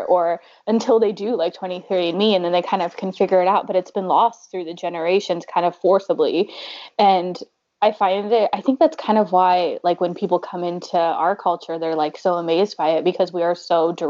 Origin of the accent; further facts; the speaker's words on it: United States; being, like, the first person in my family born and raised in the U.S.